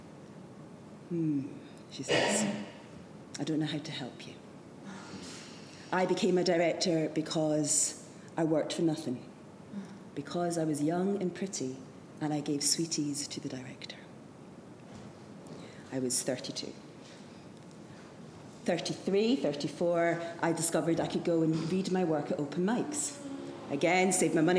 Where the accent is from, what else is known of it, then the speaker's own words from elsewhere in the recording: Edinburgh, Scotland, United Kingdom; I was brought up in Edinburgh